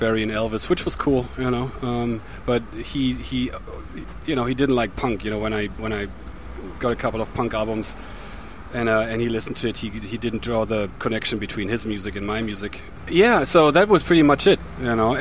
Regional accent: Germany; my hometown

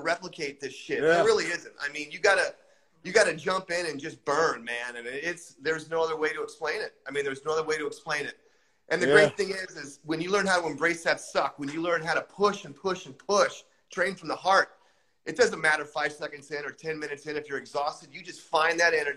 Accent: United States; born and bred in the United States

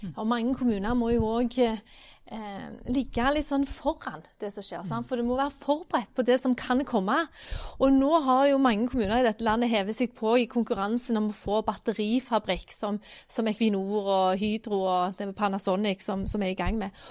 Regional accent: Randaberg, Rogaland, Norway; now in Stavanger, Norway; jeg er jo fra Randaberg, som, som du sier, jeg bor jo nå i Stavanger

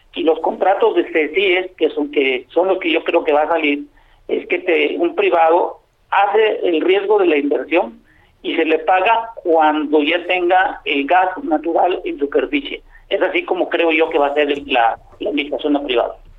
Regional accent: Mexico

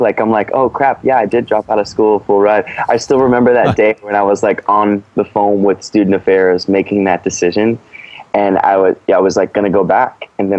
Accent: St. Louis, Missouri, United States; Well, I'm from St. Louis. I've been many places in the world and grew up in many places, but I consider my hometown St. Louis.

